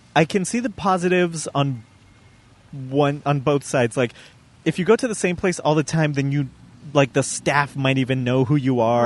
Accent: Colorado, United States; moved away as an adult; I'm born and raised in Colorado

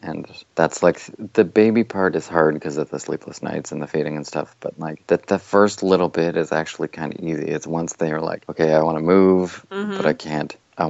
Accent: Burlington, Ontario, Canada; also born or lived in Toronto, Canada; now in London, Canada; I was born north of there, and then grew up in Burlington, which is about a half hour from Toronto. Then I lived in Toronto for a bunch of years, and now I live in a place called London, Ontario.

